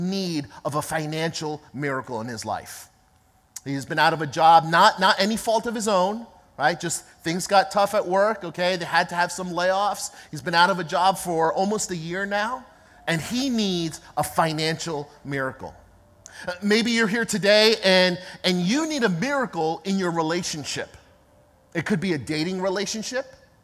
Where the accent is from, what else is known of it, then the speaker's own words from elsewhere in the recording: East Coast, United States; now in Los Angeles, United States; I was, in fact, born and raised on the East Coast